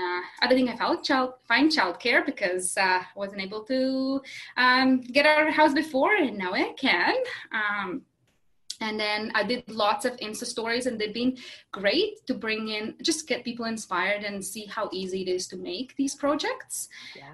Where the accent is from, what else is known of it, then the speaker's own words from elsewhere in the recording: Latvia; moved away as an adult; also born or lived in Kelowna, Canada; now in West Kelowna, Canada; I'm originally from Latvia. That's a small country in Eastern Europe